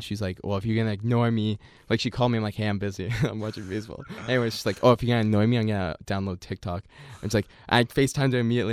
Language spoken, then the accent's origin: English; Canada; here in Canada